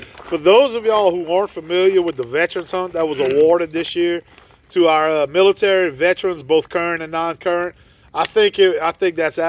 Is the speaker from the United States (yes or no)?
yes; Ville Platte, Louisiana, United States; growing up where we grew up in Ville Platte, Louisiana, not too far from here in Marksville